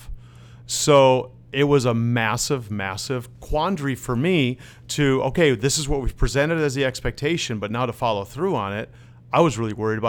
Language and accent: English; Wisconsin, United States; first language Dutch; moved away as an adult; also born or lived in Netherlands / Minneapolis; I grew up in Wisconsin